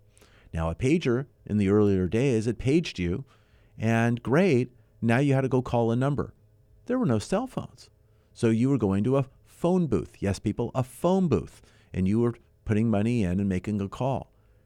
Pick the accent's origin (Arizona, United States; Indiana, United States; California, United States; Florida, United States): California, United States; San Fernando Valley; Got my start in Southern California, born and raised in the San Fernando Valley, eventually in the west end of the valley.